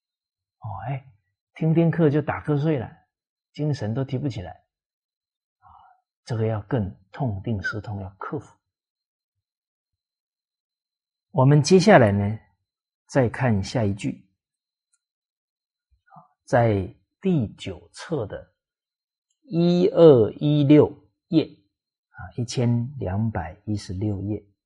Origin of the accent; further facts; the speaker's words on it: Fujian, China; 像我是这个闽南啊，福建人啊，闽南人啊，我们闽南话里面方方面面的教导可多了。